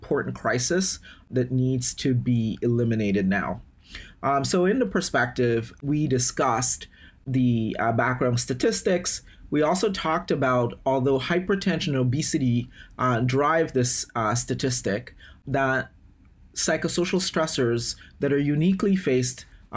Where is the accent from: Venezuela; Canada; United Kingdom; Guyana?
Guyana; now in United States; I am originally from Guyana in South America